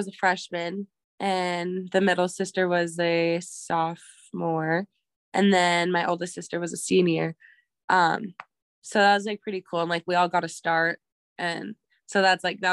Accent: Pryor, Montana, United States; also born or lived in Billings, Montana; I grew up in Pryor, Montana, small reservation, like 40 minutes away from Billings. And then once I got to high school, my family decided to move to Billings

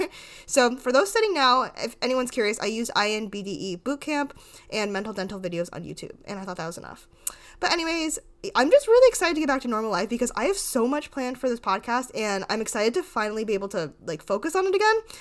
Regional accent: Rhode Island, United States; I'm from, like, the smallest town ever in Rhode Island

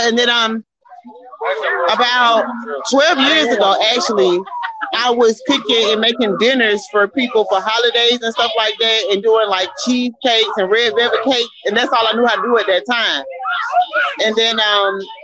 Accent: Albany, Georgia, United States; I'm from Albany, Georgia.

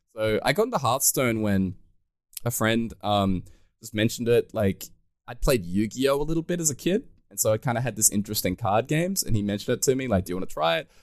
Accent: Australia; being an Australian

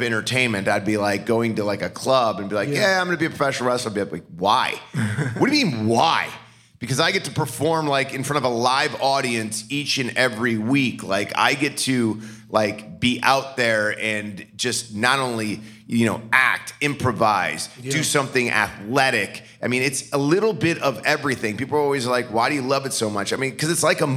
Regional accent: Parma, Ohio, United States; moved away as an adult; also born or lived in New York City; I was a kid growing up in Parma, Ohio

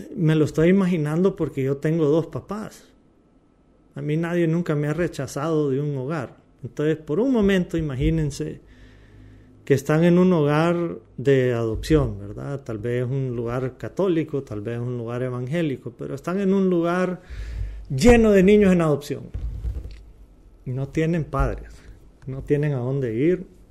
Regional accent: Honduras; como hondureños

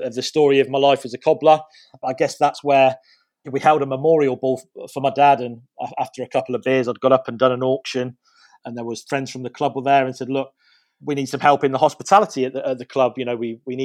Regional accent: Northampton, East Midlands, United Kingdom; I was born in Northampton.

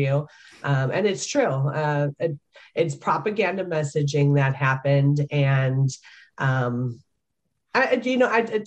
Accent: Chicago, Illinois, United States; moved away; my hometown of Chicago

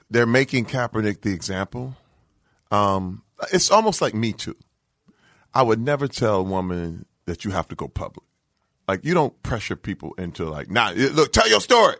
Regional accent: Flint, Michigan, United States; moved away; I'm from Flint, Michigan

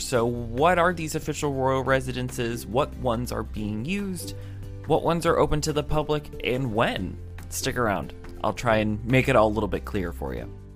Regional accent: United States; I'm an American

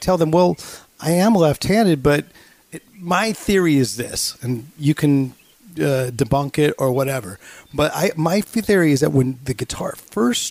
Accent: Bay Area, California, United States; also born or lived in Los Angeles; being raised in the Bay Area

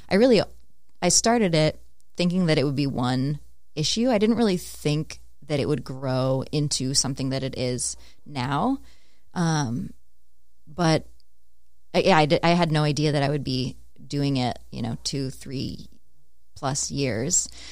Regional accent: Stillwater, Minnesota, United States; moved away as an adult; also born or lived in Denver, Colorado; I grew up in Stillwater, Minnesota, so just outside the Twin Cities

